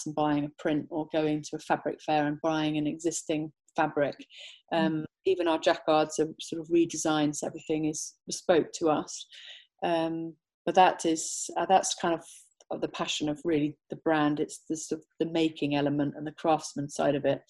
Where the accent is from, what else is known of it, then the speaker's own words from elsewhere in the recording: Somerset, South West England, United Kingdom; also born or lived in London; Born and bred from Somerset, now based in Somerset more full time.